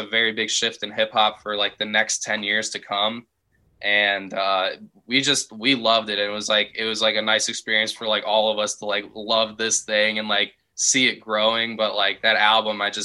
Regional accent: Chicago, Illinois, United States; I was growing up in the Chicagoland area

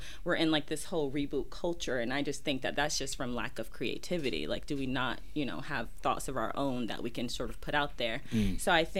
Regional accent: Southern United States, United States; especially growing up in the South, you know?

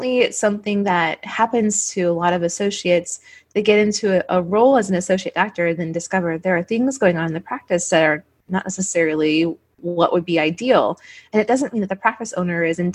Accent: St. Louis, Missouri, United States; I just grew up in the St. Louis area

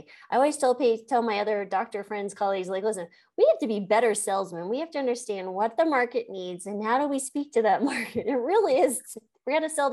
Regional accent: New Mexico, United States; I was born and raised in New Mexico

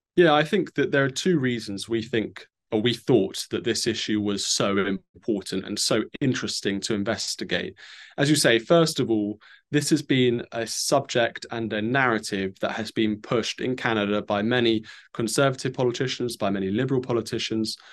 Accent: United Kingdom; me as a Brit

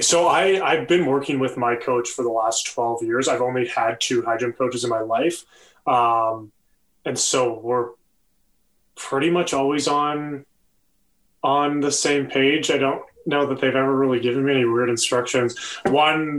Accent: about an hour from Detroit, Ontario, Canada; moved away; I grew up about an hour from Detroit.

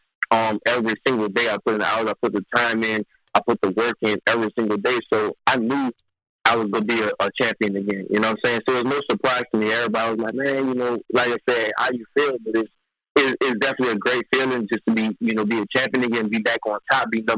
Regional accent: New Orleans, Louisiana, United States; now in Texas, United States; originally I'm from New Orleans, and that's always be home, my heart, you know. But I live in Texas

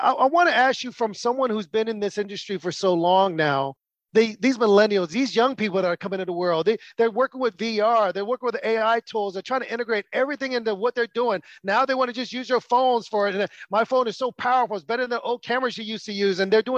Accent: United States; what was interesting for me as an American is I went to the movie theater with my friends from London

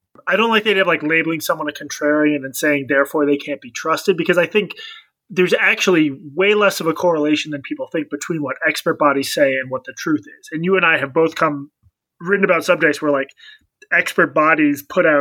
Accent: New York, United States; I'm from New York. I live in New York

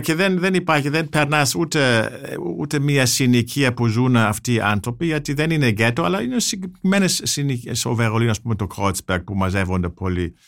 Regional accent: Germany; now in Greece; ως Γερμανός φιλέλλην που ζει στην Ελλάδα

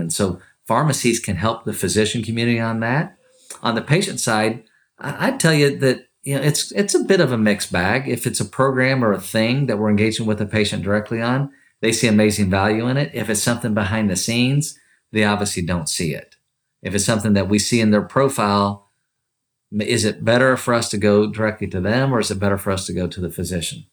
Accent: Kentucky, United States; growing up in Kentucky, born and raised from Kentucky

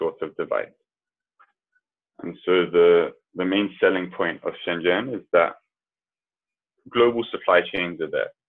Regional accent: London, United Kingdom; I was born and raised in London

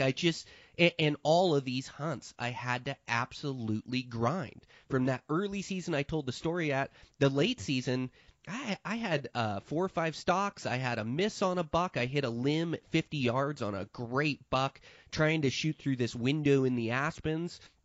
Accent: Montana, United States; my home state of Montana in eastern Montana

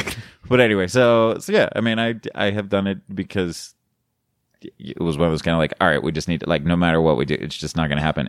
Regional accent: Colorado, United States; now in Florida, United States; I'm from Colorado. I'm living in Florida

